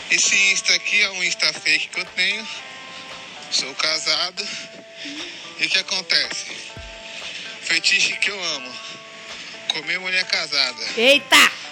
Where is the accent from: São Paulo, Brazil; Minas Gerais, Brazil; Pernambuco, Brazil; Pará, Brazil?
São Paulo, Brazil; sou aqui de São Paulo. Oh? Zona Leste de São Paulo.